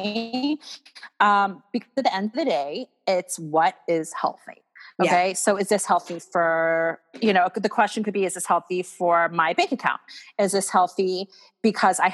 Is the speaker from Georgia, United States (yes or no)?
yes; Atlanta, Georgia, United States; I grew up in Atlanta